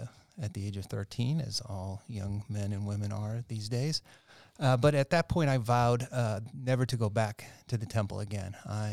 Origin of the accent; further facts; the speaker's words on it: Boston, Massachusetts, United States; So I'm originally from Boston, Massachusetts, born and raised in Boston, and moved out to the suburbs in 1958 as a four-year-old.